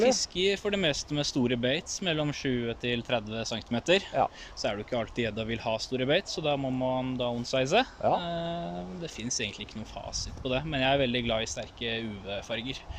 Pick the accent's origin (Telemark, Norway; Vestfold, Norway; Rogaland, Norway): Vestfold, Norway; Sandefjord; also born or lived in Gjøvik; Jeg er født på Gjøvik og oppvokst i Sandefjord